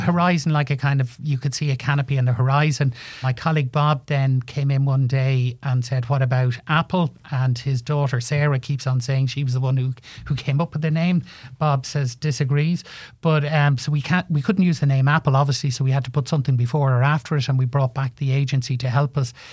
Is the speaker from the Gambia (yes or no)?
no; Ireland; moved away as an adult; also born or lived in Liverpool / London; there was very few jobs in Ireland, so I left Ireland and went over to John West Foods in Liverpool